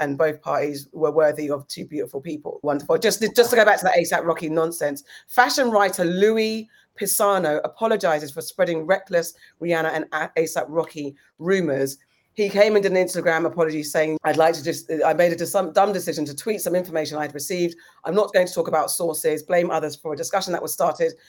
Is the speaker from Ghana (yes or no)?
yes; Ghana; as a Ghanaian, have I not cooked for you?